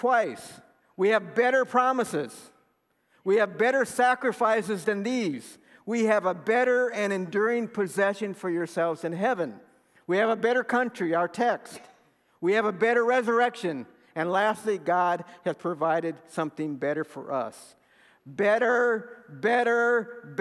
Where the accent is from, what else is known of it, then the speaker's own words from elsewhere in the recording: Seguin, Texas, United States; I'm from Seguin